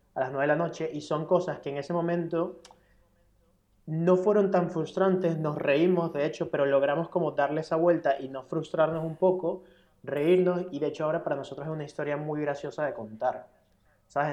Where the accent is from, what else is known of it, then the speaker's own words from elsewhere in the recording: Venezuela; now in Spain; yo soy extranjero, vengo de Venezuela